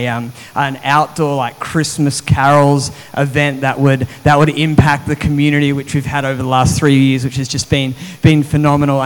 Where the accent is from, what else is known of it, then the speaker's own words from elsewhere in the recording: Australia; moved away as an adult; also born or lived in New South Wales; now in Mandurah, Australia; I was from over east